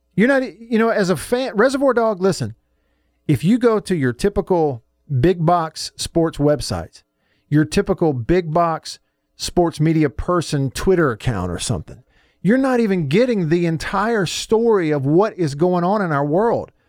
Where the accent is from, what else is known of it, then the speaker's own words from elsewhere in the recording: Russellville, United States; Every kid growing up in Russellville wanted to be number two.